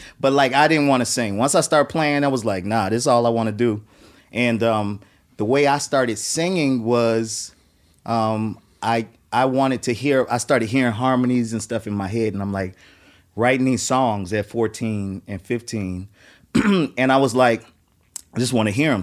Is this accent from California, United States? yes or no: no; New Orleans, Louisiana, United States; moved away; I was coming from New Orleans where there was a bunch of music, but there was no music industry